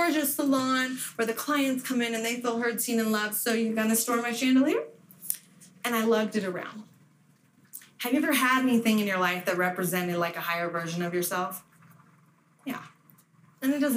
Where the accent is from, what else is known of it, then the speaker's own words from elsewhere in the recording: Las Vegas, Nevada, United States; moved away; I was from Vegas